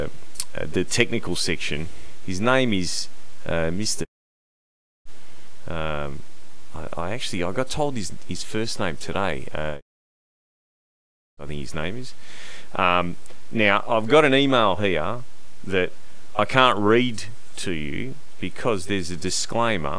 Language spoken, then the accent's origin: English; Western Australia, Australia; I might be Italian descent, but I'm Australian